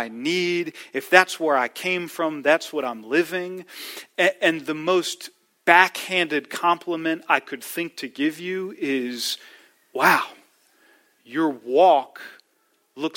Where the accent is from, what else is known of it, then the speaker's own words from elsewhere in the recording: D.C., Maryland side, United States; moved away; I grew up not here outside of Washington, D.C., on the Maryland side of D.C.